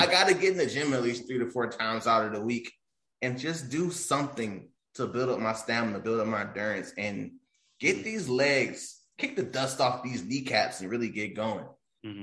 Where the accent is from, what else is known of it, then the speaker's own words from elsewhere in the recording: Detroit, Michigan, United States; also born or lived in Farmington, Michigan; I grew up near East Warren